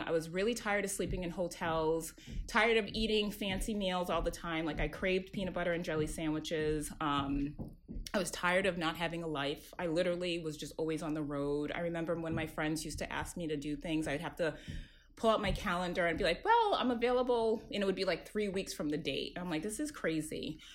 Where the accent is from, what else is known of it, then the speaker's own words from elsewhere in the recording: Worcester, Massachusetts, United States; I am um, first generation um, Ghanaian, born and raised in Worcester, Massachusetts, um, which is about 40 minutes outside of Boston.